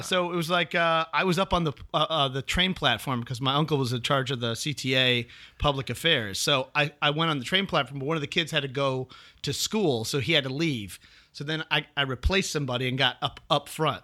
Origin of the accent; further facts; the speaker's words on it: Chicago, Illinois, United States; moved away; also born or lived in New York; I'm originally from, born and raised in Chicago.